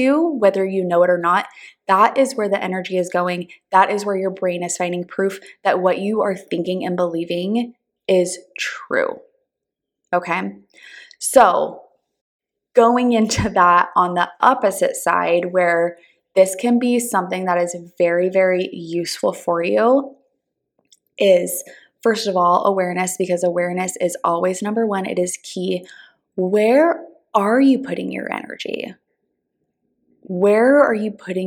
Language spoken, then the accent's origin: English; Southern California, United States; now in Texas, United States; I'm originally from Southern California. All of my family is still there.